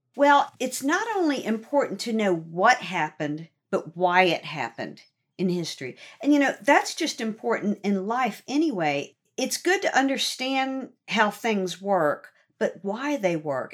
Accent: Norfolk, Virginia, United States; I grew up in Norfolk

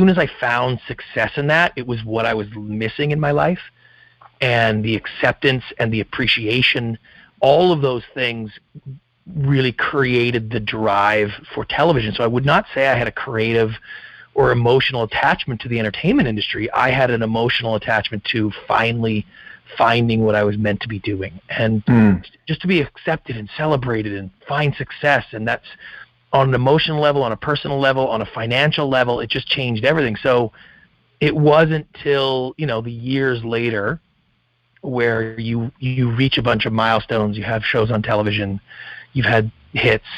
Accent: Victoria, British Columbia, Canada; moved away; I'm Canadian originally, grew up in a small town on the west coast of Canada, Victoria, British Columbia

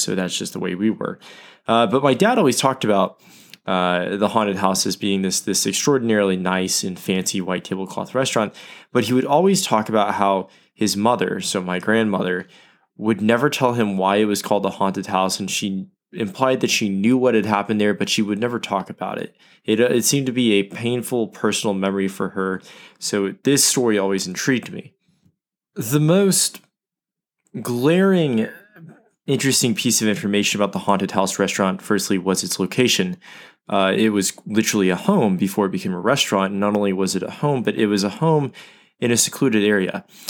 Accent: Oklahoma City, Oklahoma, United States; Oklahoma City, uh, my hometown

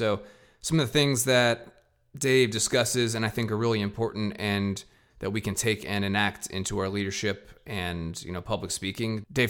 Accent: Pennsylvania, United States; moved away; also born or lived in Ohio; when I grew up in Pennsylvania, our next door neighbors were Canadian

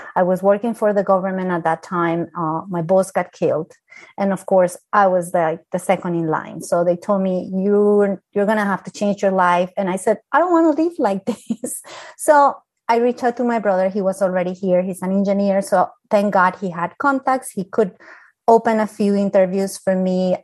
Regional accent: Colombia; English is a second language; now in United States; I'm from Colombia

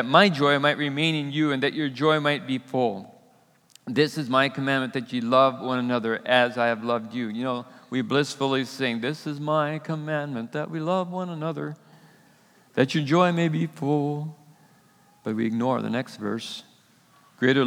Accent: United States; As American Christians

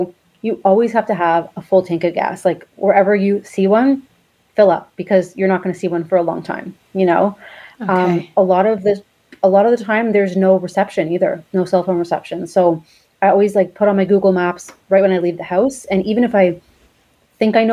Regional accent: Toronto, Ontario, Canada; moved away as an adult; now in Riviera Maya, Mexico; I'm from Toronto, Canada

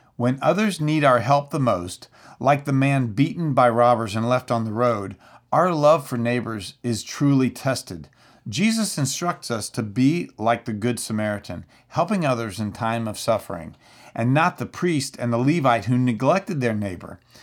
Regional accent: Central Florida, United States; I'm from Central Florida

